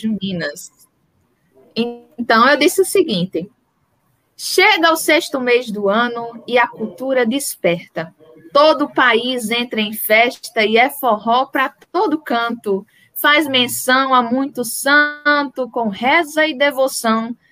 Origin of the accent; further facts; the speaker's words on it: Northeast Brazil, Brazil; sou nordestina